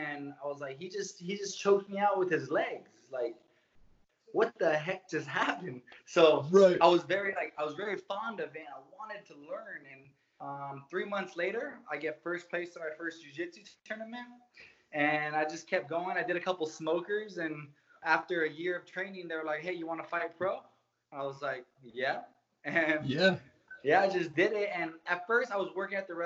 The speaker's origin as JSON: {"language": "English", "town": "Hawthorne", "region": "California", "country": "United States", "tie": "born or raised there", "also_born_or_lived": "Redondo Beach, California / Anaheim, California", "said": "I grew up in Hawthorne, California"}